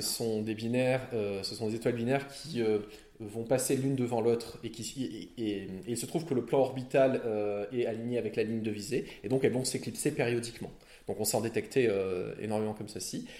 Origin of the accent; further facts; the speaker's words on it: France; also born or lived in La Réunion; now in Belgium; je suis français et euh, mes parents, ma mère est née à La Réunion, à l'île de La Réunion